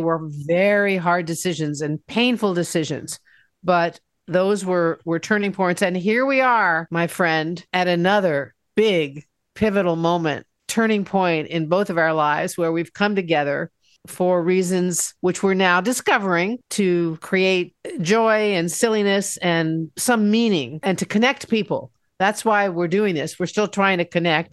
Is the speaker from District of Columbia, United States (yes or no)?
yes; Washington, District of Columbia, United States; moved away as an adult; also born or lived in Seattle; my hometown in Washington, D.C.